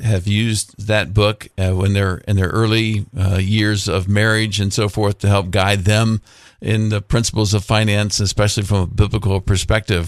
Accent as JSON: {"language": "English", "town": "Mansfield", "region": "Ohio", "country": "United States", "tie": "born or raised there", "said": "I grew up in Mansfield, Ohio."}